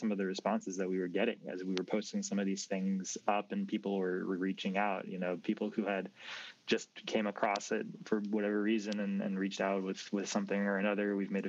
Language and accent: English; Boston, Massachusetts, United States; moved away as an adult; now in Houston, United States; I'm from Boston, and I've lived there my whole life